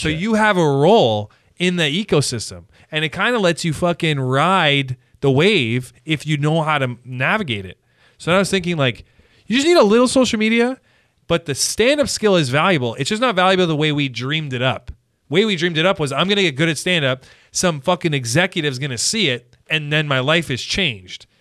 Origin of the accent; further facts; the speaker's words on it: Canada; as a Canadian